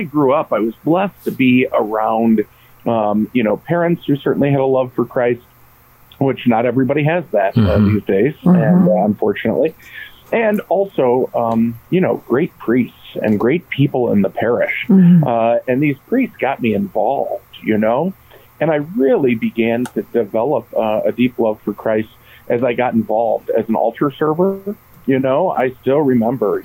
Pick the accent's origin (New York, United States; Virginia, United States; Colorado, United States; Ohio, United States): Ohio, United States; Norwalk; I grew up in Norwalk, Ohio at St. Paul